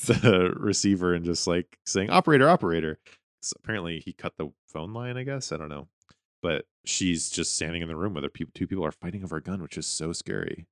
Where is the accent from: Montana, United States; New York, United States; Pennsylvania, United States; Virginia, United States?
Montana, United States; Whitefish; moved away; my hometown, Whitefish, Montana